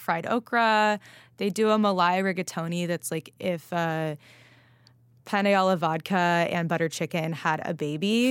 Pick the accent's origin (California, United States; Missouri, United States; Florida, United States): California, United States; Los Angeles; moved away; I was out in L A, which is where I grew up